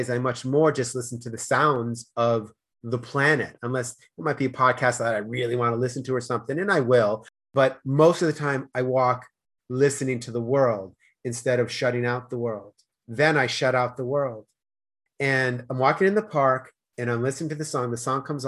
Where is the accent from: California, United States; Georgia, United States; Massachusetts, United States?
Massachusetts, United States; Boston; accent: Boston; also born or lived in Denmark / Spain; now in Los Angeles, United States; I was born in Boston, moved to Denmark, moved to Spain, moved to LA, and then moved closer to the beach